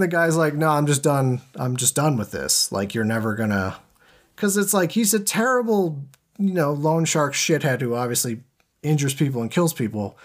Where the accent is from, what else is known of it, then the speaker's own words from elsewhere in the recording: Massachusetts, United States; moved away; also born or lived in Boston; I'm from Massachusetts